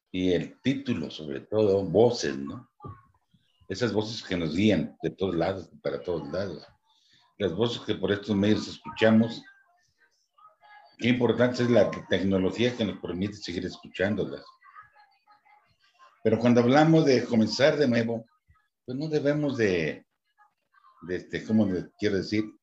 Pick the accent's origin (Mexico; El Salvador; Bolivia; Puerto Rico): Mexico; Guadalajara, Jalisco; moved away as an adult; now in Morelos, Mexico; yo me vine acá, llegué aquí a Morelos, al estado de Morelos de 28, de 24 años. Vine de Guadalajara, me han puesto una gerencia para el estado de Morelos.